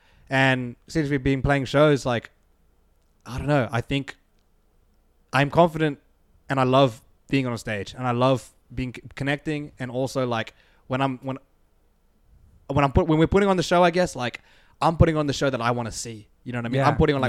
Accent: Australia; And so for me and Aaron growing up in Australia

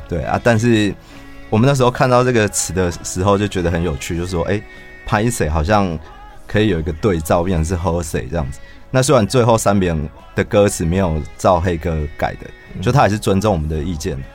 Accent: Taichung, Taiwan; 我是台中人

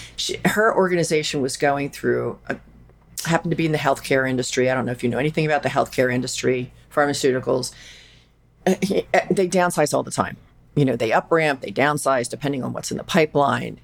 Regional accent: Philadelphia, Pennsylvania, United States; I'm from Philadelphia

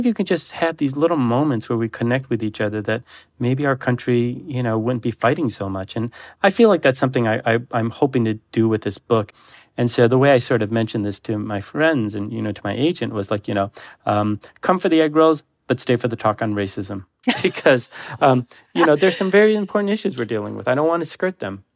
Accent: Detroit, Michigan, United States; I grew up in Detroit in the eighties

